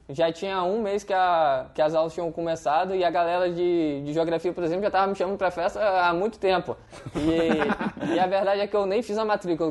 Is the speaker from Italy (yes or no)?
no; Vitória, Espírito Santo, Brazil; eu sou de Vitória no Espírito Santo.